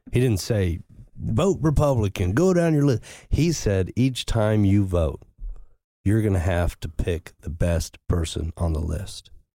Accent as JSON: {"language": "English", "region": "the Ozarks", "country": "United States", "tie": "born or raised there", "said": "I grew up in the Ozarks"}